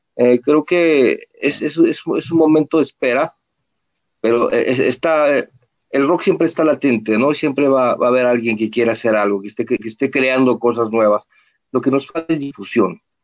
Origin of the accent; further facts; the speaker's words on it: Mexico; first language Spanish; como buen mexicano, este, me, encanta mi idioma